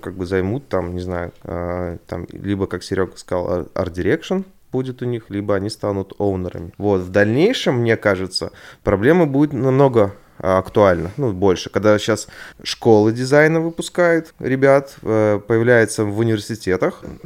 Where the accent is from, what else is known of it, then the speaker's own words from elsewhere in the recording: Belarus; я белорус.